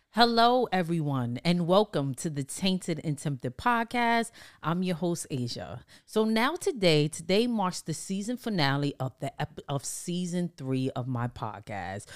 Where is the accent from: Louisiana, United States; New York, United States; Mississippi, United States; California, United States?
New York, United States; New York City; growing up in Harlem, the Bronx, New York